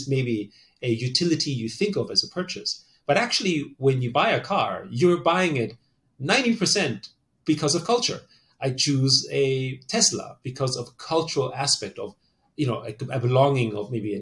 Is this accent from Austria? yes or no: yes; Austria; moved away; I grew up in Austria, so, you know, am I Austrian? Or, you know, I'm ethnically Chinese